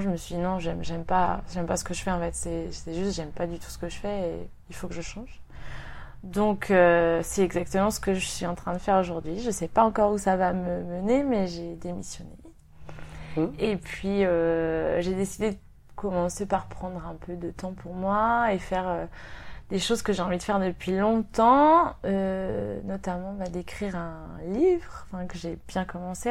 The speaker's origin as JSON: {"language": "French", "town": "Rennes", "region": "Brittany", "country": "France", "also_born_or_lived": "Paris", "moved": "as an adult", "lives_now": "Sydney, Australia", "said": "je viens de Rennes, en Bretagne, et j'habite à Sydney dans le quartier de King's Cross"}